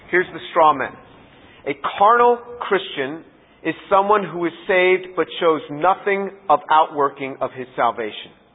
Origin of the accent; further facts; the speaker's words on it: United States; as an American